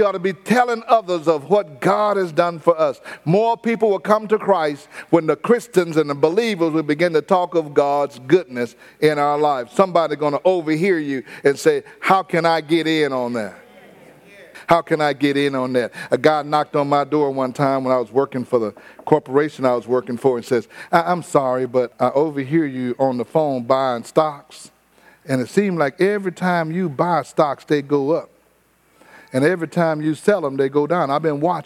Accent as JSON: {"language": "English", "town": "Houston", "region": "Texas", "country": "United States", "tie": "born or raised there", "said": "I didn't tell them I was from Fifth Ward. I told them I was from north of downtown. From north of downtown. We grew up near the downtown area in a low rise."}